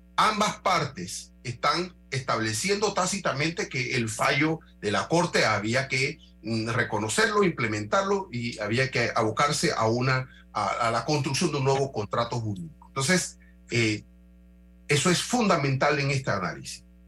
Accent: Panama; como panameño

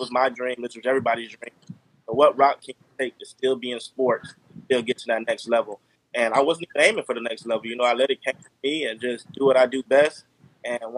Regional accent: North Lauderdale, Florida, United States; I'm from North Lauderdale, Florida. Same hometown as JK

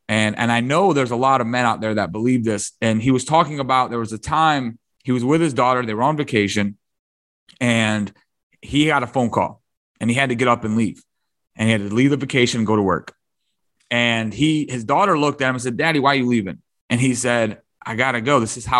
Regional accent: Detroit, Michigan, United States; my dad's at work and I'm from Detroit. So I moved to Michigan. I'm 14, 15.

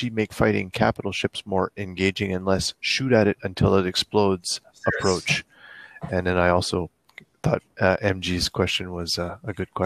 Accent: Canada; I'm speaking with my hands because I'm French Canadian

